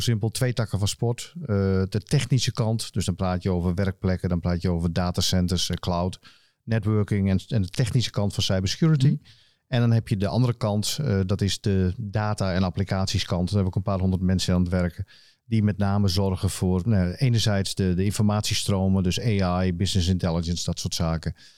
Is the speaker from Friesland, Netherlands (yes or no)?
yes; Friesland, Netherlands; also born or lived in Rotterdam; veel mensen weten dat ik een, eh, een Fries ben. Ik ben geboren in Rotterdam, wat de meeste mensen niet weten. Maar sinds eh, anderhalf, op mijn anderhalfde ging ik naar Friesland